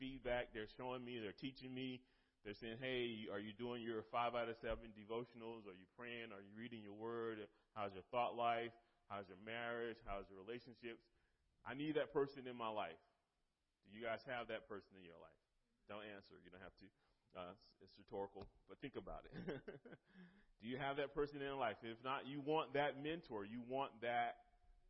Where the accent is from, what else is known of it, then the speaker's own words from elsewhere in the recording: Eastern North Carolina, United States; moved away as an adult; now in Lynchburg, United States; I'm from North Carolina, Eastern North Carolina. We've been in Lynchburg now for 16, 17 years